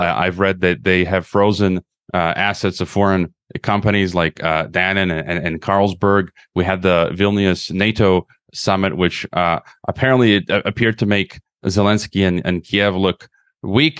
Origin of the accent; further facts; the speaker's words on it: Illinois, United States; my home state of Illinois